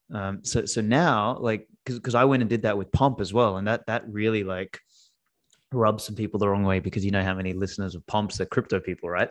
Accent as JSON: {"language": "English", "country": "Australia", "tie": "born or raised there", "first_language": "Macedonian", "second_language": "English", "said": "I was born in Australia, uh, my, my parents spoke Macedonian at home"}